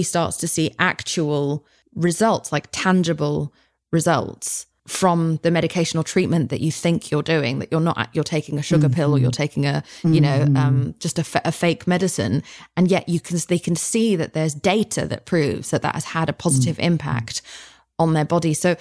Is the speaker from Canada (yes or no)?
no; United Kingdom; now in United States; I'm very British